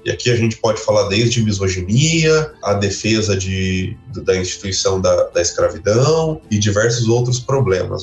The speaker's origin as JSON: {"language": "Portuguese", "country": "Brazil", "said": "nós brasileiros"}